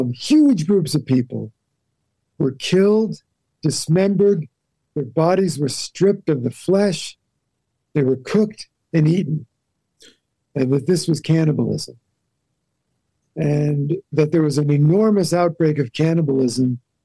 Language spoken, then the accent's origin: English; New England, United States; now in Santa Fe, United States; Well, yeah, I grew up in New England, and I really wanted to get out of New England.